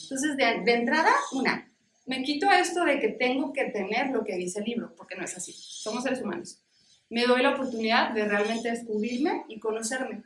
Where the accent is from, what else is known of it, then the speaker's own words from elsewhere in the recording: Mexico; en nuestra cultura como mexicanos